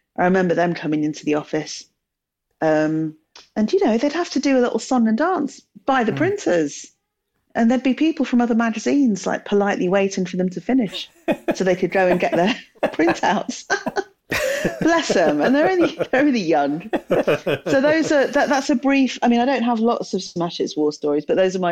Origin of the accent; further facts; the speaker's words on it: Telford, West Midlands, United Kingdom; I grew up in Telford in the West Midlands.